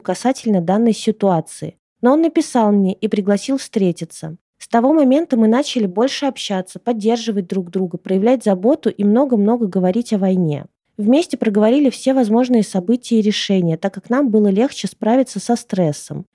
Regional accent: Ukraine; also born or lived in Russia; now in Bali, Indonesia; я родилась в Украине, а сейчас у меня там паспорт России

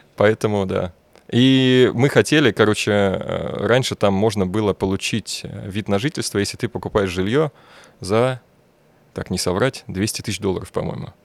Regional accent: Bashkortostan, Russia; moved away; я татарин, ребят. Я говорю, я вообще из Башкирии

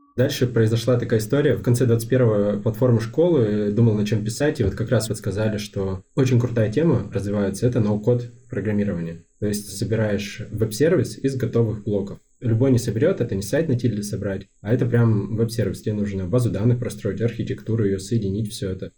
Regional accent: Yekaterinburg, Sverdlovsk Oblast, Russia; Это мой родной город, да. Я успел много где побывать за свою жизнь, но вернулся сюда

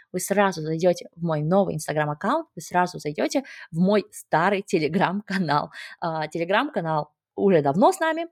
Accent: Kazakhstan; я сама родом из Казахстана

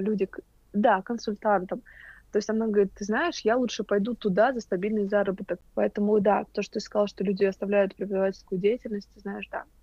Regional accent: Moscow, Russia; мы, москвичи

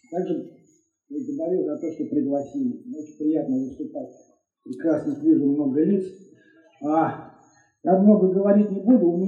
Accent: Elektrostal, Moscow Oblast, Russia; ездил из своего родного города Электросталь в Москву, там учился, а потом поздно вечером возвращался обратно.

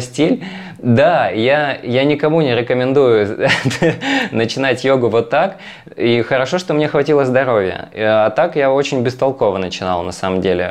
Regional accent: Magadan, Magadan Oblast, Russia; moved away; Я из Магадана, я вырос в Магадане

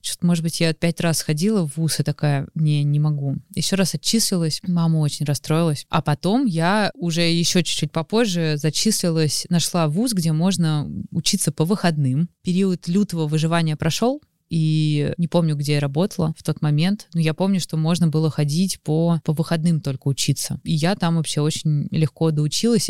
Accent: Moscow, Russia; Я родилась в Москве

